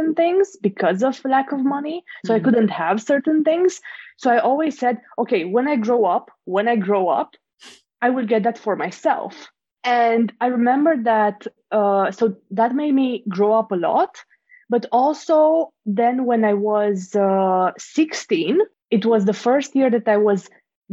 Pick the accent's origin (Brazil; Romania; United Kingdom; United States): Romania; moved away; I'm originally from Romania.